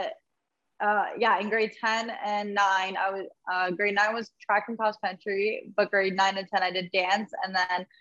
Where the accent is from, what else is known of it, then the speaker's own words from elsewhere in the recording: St. Catharines, Ontario, Canada; born and raised in St. Catharines, Ontario. I've never been anywhere else.